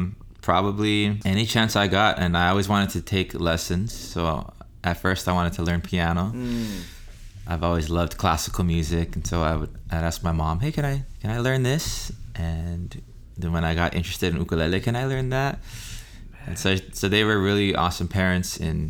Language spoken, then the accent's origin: English; Texas, United States; also born or lived in Utah; I actually grew up in the mainland.